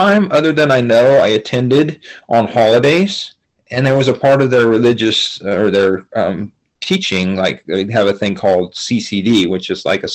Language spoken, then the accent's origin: English; Sheridan, Wyoming, United States; moved away as an adult; also born or lived in Oklahoma / South Dakota / Idaho; now in Kellogg, United States; I grew up in Sheridan, Wyoming